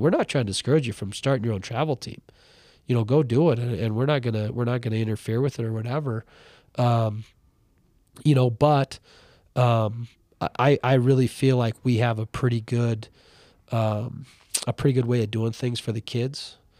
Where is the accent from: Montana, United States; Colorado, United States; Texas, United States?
Montana, United States; Ronan; moved away as an adult; now in Butte, United States; was born and raised in Ronan